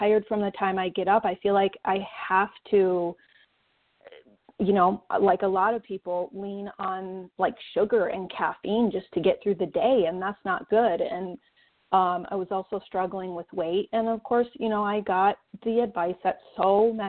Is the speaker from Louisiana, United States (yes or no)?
no; Saginaw, Michigan, United States; now in Western Montana, United States; I'm from Saginaw, Michigan. I'm a Michigan girl.